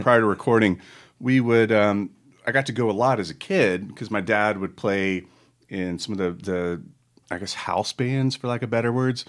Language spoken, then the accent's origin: English; Charlotte, North Carolina, United States; I'm from Charlotte, North Carolina, home of the, home of the Charlotte Motor Speedway